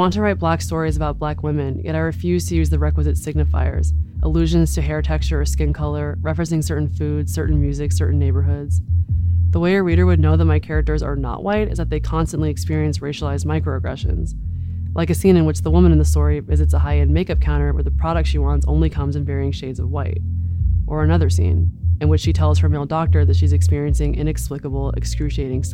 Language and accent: English; the South, United States; now in Los Angeles, United States; I grew up in America, in the suburbs, in the South